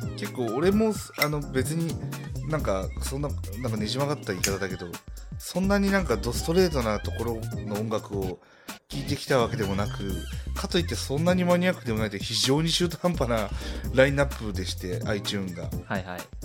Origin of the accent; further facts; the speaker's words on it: Nara, Japan; 閉鎖的だもん、うちの周り